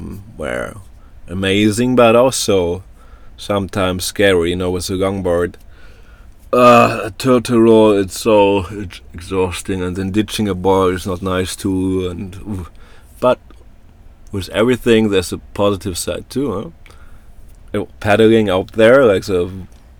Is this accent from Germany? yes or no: yes; Germany; moved away; I come from Germany